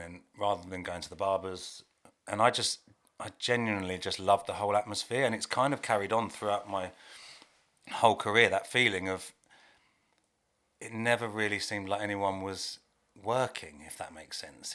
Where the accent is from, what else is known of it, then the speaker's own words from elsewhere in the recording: Hertfordshire, East of England, United Kingdom; I live in Hertfordshire, I'm from Hertfordshire.